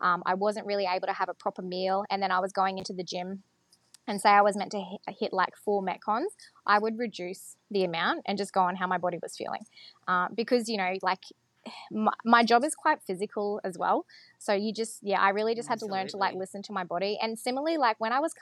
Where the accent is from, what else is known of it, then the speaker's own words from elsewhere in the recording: Mackay, Queensland, Australia; I am from Mackay, I've lived there for 20 years